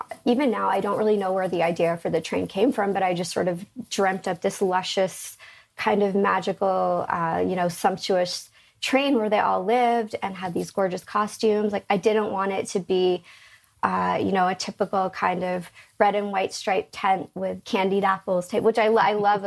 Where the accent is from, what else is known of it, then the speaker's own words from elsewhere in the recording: Canada; also born or lived in London; growing up in Canada as a kid in school